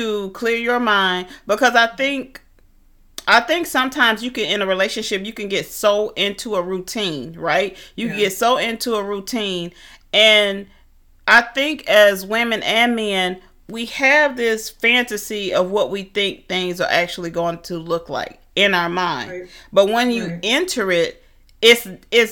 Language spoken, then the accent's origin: English; Atlanta, Georgia, United States; moved away; I'm from Atlanta